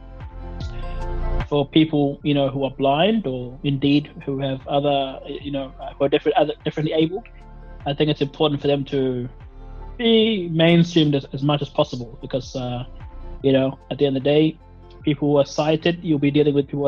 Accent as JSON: {"language": "English", "country": "Australia", "tie": "born or raised there", "also_born_or_lived": "Somalia", "said": "I was born in Somalia, but I came to Australia very, very young, about 3.5 or 4.5 years old, back in 1996."}